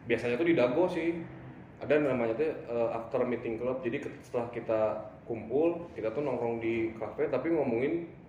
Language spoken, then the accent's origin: Indonesian; Bandung, West Java, Indonesia; jadi memang aku tuh lahir dan besar di kota Bandung uh … kan terus juga agamaku kan jelas Hindu ya